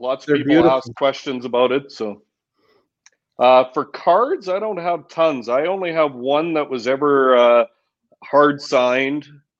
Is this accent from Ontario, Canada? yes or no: no; Saskatchewan, Canada; I grew up in Saskatchewan